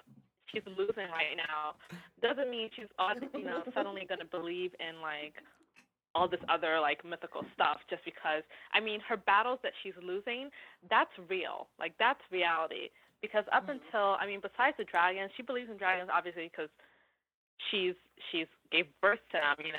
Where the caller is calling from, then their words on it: New York, United States; I'm calling from New York.